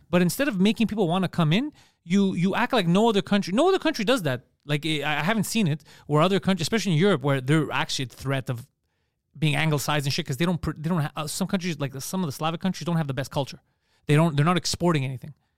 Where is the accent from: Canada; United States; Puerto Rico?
Canada; Quebec; accent: Park X; I'm from Quebec.